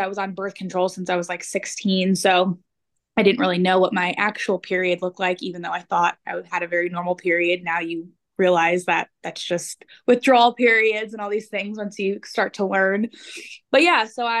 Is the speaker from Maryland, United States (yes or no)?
no; New Jersey, United States; moved away as an adult; now in Kansas, United States; I grew up in New Jersey